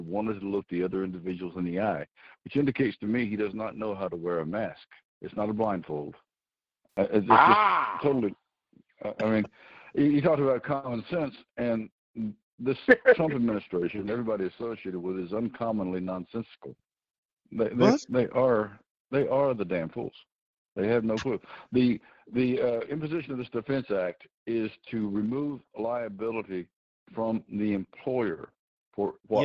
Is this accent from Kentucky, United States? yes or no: yes; Kentucky, United States; Here in my home state here of Kentucky